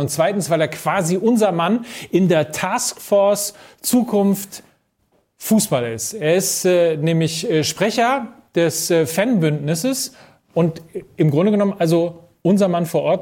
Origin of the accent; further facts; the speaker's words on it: North Rhine-Westphalia, Germany; now in Hamburg, Germany; Ich komme zwar nicht wie du aus dem Ruhrgebiet, ich komme aus Ostwestfalen